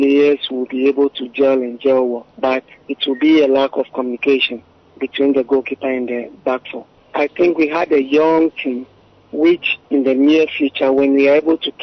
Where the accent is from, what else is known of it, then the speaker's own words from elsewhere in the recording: Ghana; I am a Ghanaian